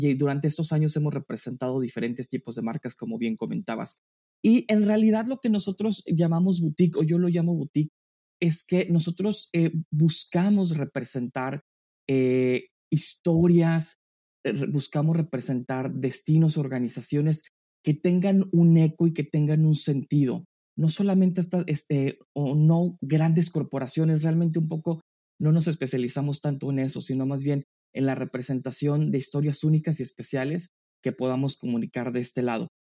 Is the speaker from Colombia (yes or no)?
no; San Miguel de Allende, Guanajuato, Mexico; moved away as an adult; now in New York, United States; Yo soy mexicano, eh, eh, nacido en, la pequeña y maravillosa ciudad de San Miguel de Allende, en el estado de Guanajuato